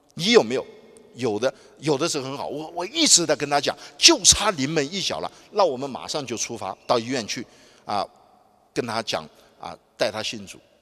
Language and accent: Chinese; Nanjing, Jiangsu, China; 我从小在南京出生长大